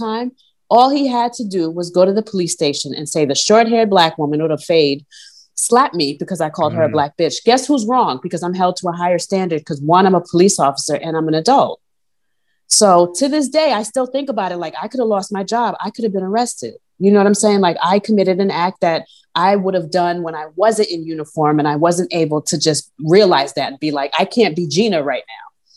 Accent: New York, United States; I'm from New York.

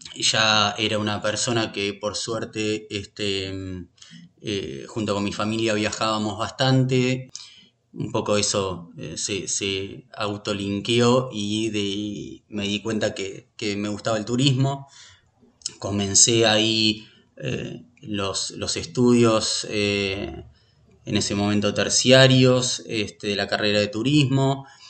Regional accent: Buenos Aires, Argentina; also born or lived in Pinamar / Olivos; nací en Buenos Aires, viví en, en Buenos Aires hasta los 35 años

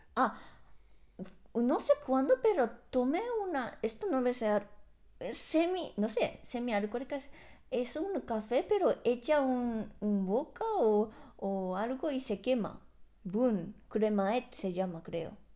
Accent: Japan; moved away; salí de Japón

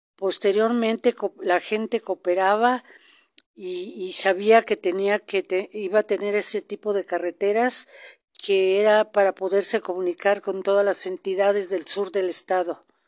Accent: southern State of Mexico, Mexico; also born or lived in Toluca / Tejupilco; Mi infancia la pasé en el sur del estado con mis papás

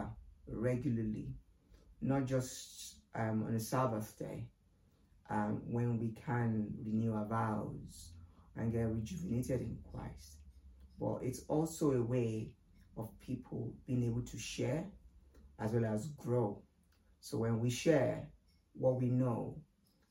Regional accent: Ibadan, Oyo, Nigeria; moved away; I was born in Nigeria, in what is regarded as the biggest city, and it's called Ibadan

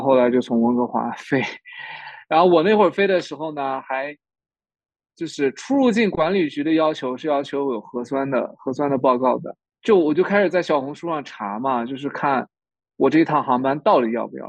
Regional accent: Ningxia, China; also born or lived in Toronto, Canada / Calgary, Canada; now in Canada; 我宁夏人

